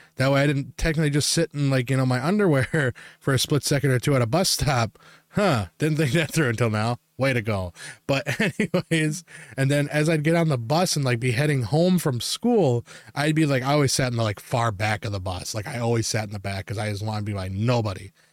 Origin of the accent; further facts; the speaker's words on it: Wisconsin, United States; we're from Wisconsin